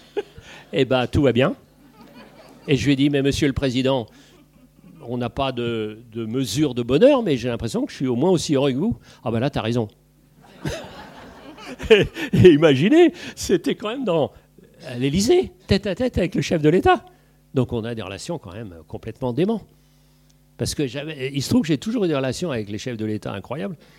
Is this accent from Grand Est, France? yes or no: no; Paris, Île-de-France, France; also born or lived in Brittany / Île-de-Bréhat; je suis petit parisien